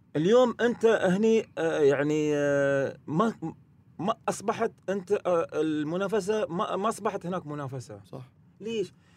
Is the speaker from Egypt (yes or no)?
no; Qatar; هنا في قطر